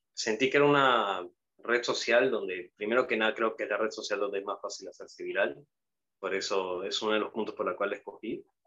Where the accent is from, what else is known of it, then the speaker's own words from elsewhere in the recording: Peru; soy peruano